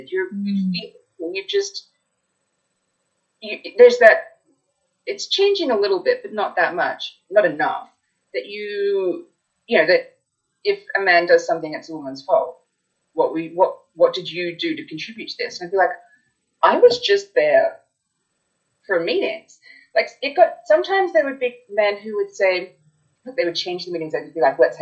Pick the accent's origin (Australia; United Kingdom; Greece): Australia; moved away; also born or lived in United States; I was from Australia. I'd moved there young